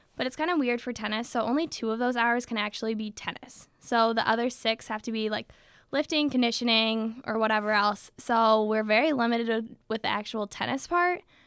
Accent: Michigan, United States; we're from Michigan

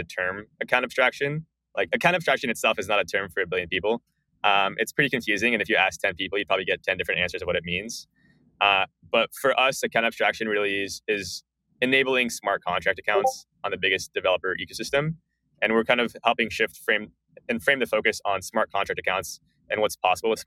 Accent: Bay Area, California, United States; I grew up in the Bay Area.

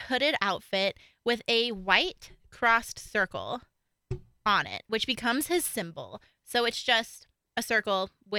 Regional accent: Colorado, United States; Okay, so we're from Colorado.

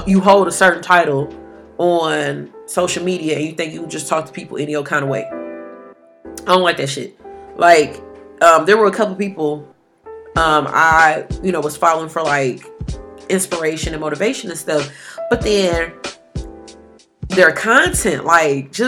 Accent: Detroit, Michigan, United States; I'm from Detroit

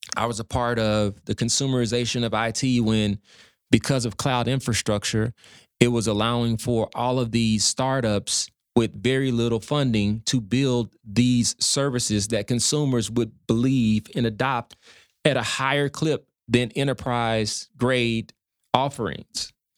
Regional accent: Dallas, Texas, United States; Dallas, Oak Cliff

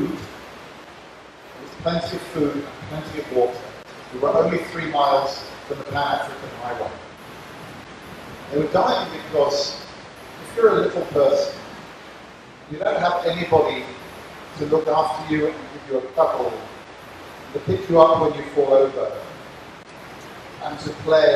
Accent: Hungary; from Hungary.

